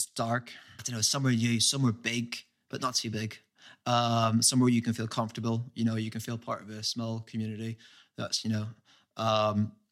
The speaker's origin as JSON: {"language": "English", "town": "Derry", "region": "Northern Ireland", "country": "United Kingdom", "tie": "born or raised there", "moved": "as an adult", "lives_now": "London, United Kingdom", "said": "When I was growing up in Derry"}